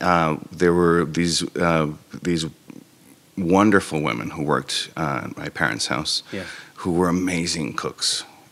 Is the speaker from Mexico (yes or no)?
yes; Mexico; I'm Mexican because I was born in Mexico.